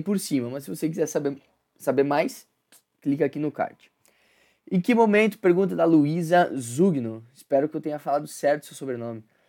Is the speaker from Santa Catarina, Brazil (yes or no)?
yes; Concórdia, Santa Catarina, Brazil; moved away; Quando eu vou para Concórdia, que é minha cidade natal, que minha família tá lá